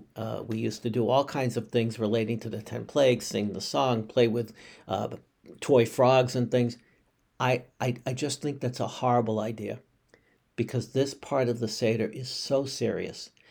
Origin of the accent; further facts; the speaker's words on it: Boston, Massachusetts, United States; a Bostonian by birth